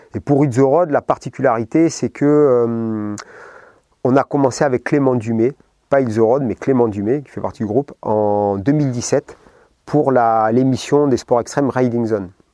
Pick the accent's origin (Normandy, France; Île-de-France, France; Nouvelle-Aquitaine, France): Nouvelle-Aquitaine, France; Basque Country; moved away; je venais du Pays Basque, donc euh, la mer, la piscine, etc.